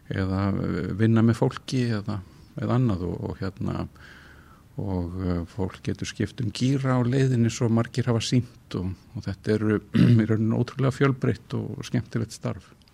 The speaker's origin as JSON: {"language": "Icelandic", "town": "Reykjavík", "region": "Capital Region", "country": "Iceland", "tie": "born or raised there", "also_born_or_lived": "Kópavogur", "said": "Ég fættur í Reykjavík og alinn hér upp og verið hér alla mína tíð."}